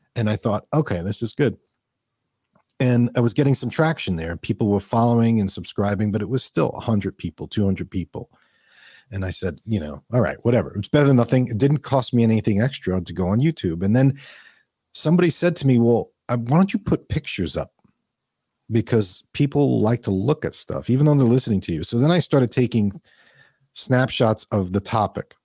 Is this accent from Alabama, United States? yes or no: no; New York, United States; also born or lived in Minnesota; now in Florida, United States; I grew up in New York. I did live in Minnesota